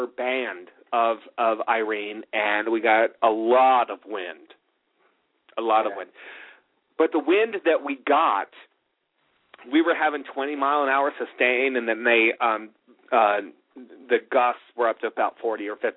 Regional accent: California, United States; moved away; growing up in California

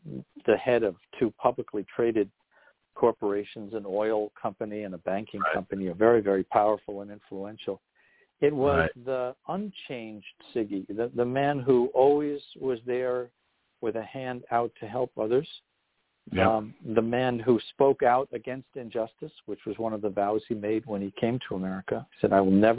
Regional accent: United States; being an American

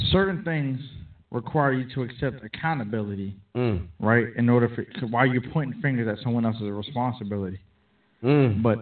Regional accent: Still Meadows, Maryland, United States; I grew up in Stone Meadows.

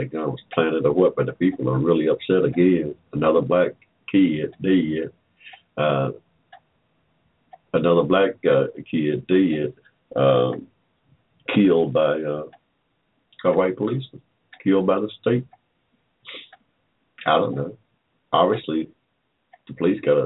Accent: Georgia, United States; I was born in Georgia in 1945 without 14th Amendment protection. When I started school in 1951 here in Georgia, a segregated school

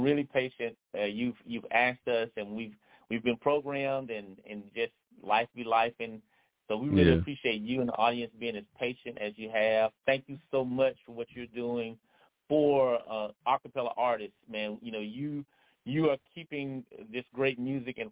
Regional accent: Birmingham, Alabama, United States; moved away; I'm originally from Birmingham, Alabama

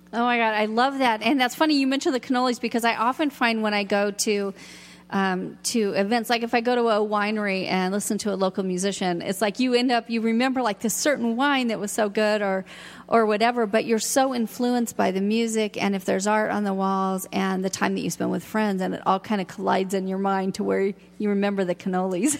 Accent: Seattle, Washington, United States; now in Ashland, United States; I'm from Seattle

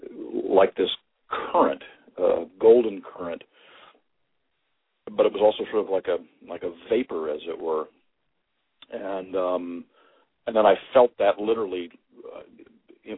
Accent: Kentucky, United States; I grew up in Kentucky, which is a very rich environment energetically

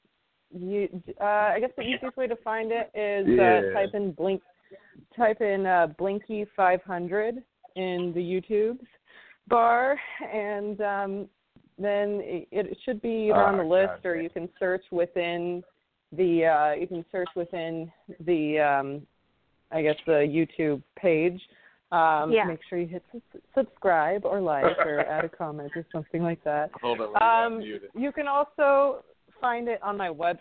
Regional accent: Katy, Texas, United States; also born or lived in Los Angeles, California; now in New York, United States; I'm from Katy, but I'm in New York right now.

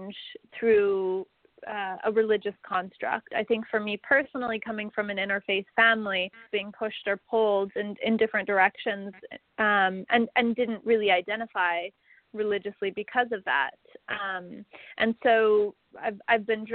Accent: Salt Lake City, Utah, United States; I grew up in Salt Lake City, Utah

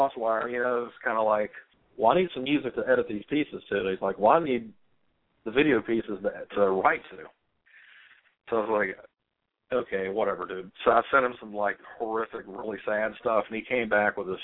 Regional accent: Atlanta, Georgia, United States; We grew up in Atlanta together

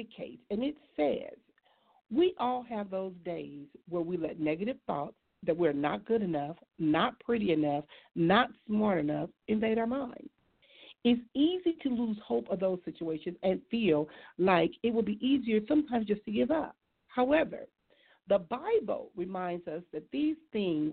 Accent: Compton, California, United States; I grew up in Compton

